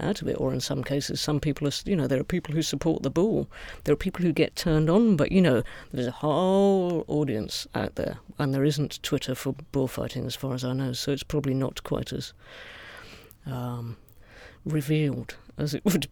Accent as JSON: {"language": "English", "country": "United Kingdom", "said": "as a British person"}